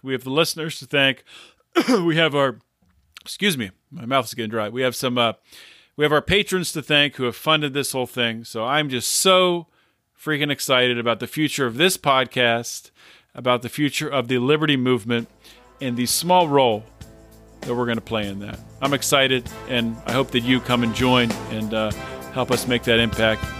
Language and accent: English; Pittsburgh, Pennsylvania, United States; I'm from Pittsburgh